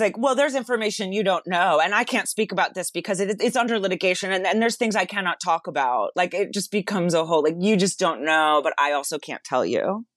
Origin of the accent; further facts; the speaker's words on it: West Palm Beach, Florida, United States; I'm, I'm from West Palm Beach